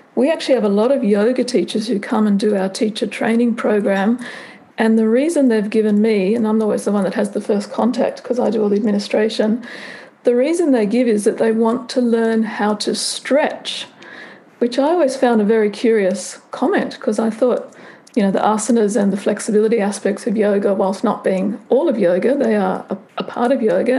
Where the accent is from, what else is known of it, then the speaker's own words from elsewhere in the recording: Canberra, Australian Capital Territory, Australia; I'm Australian. I grew up in Canberra, which is the national capital.